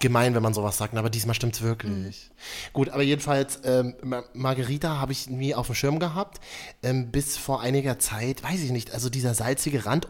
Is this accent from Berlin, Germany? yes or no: yes; Berlin, Germany; von mir als geborener Berliner